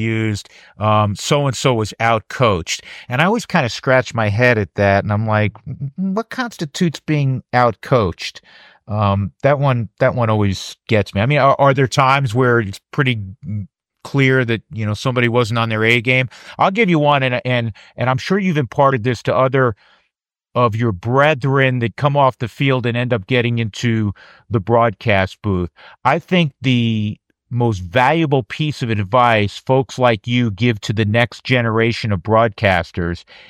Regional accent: New York, United States; moved away; growing up in New York, watching the Mets play or the Giants

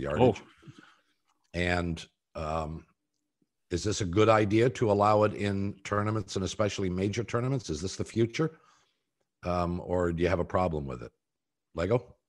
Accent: Columbus, Ohio, United States; my hometown

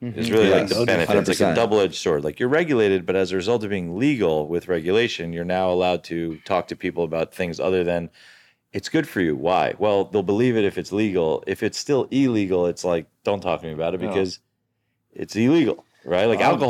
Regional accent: New York, United States; I'm from New York.

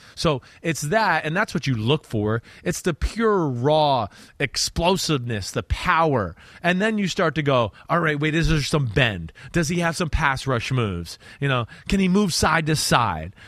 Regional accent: New Jersey, United States; growing up in New Jersey

